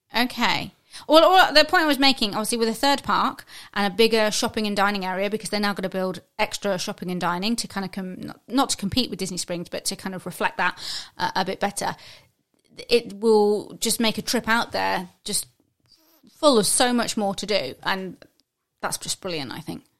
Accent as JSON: {"language": "English", "country": "United Kingdom", "said": "as Brit"}